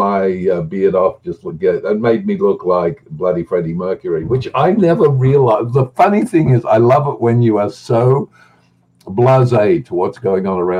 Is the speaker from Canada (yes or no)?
no; Australia; I'm an Australian